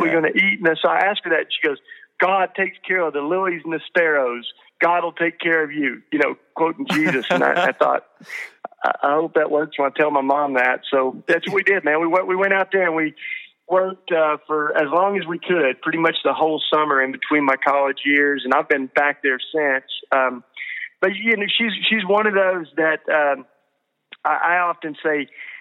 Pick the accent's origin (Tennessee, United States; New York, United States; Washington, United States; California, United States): Tennessee, United States; moved away as an adult; also born or lived in Philadelphia; In Tennessee, where I grew up, hanging out with my mom and family a little bit now. And but I grew up here